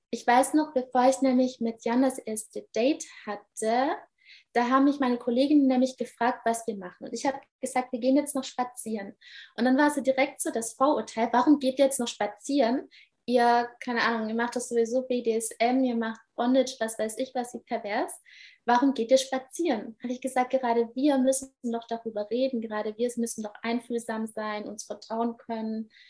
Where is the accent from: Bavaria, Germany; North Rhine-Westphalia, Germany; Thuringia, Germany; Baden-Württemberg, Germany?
Baden-Württemberg, Germany; Aber ich komme eben ursprünglich aus Baden-Württemberg, so vom Land.